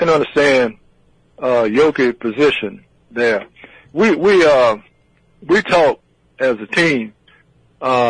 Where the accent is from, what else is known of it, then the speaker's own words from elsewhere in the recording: Mobile, Alabama, United States; the people here in my hometown